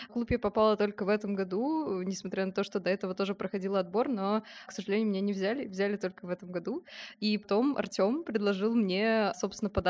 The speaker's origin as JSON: {"language": "Russian", "town": "Samara", "region": "Samara Oblast", "country": "Russia", "said": "Я вообще приехала из Самары, сейчас на втором курсе УГТР."}